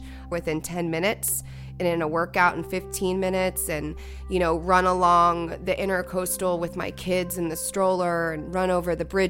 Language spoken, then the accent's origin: English; Florida, United States; a three-time Olympic gold medalist, native of Florida, and a mom of two boys.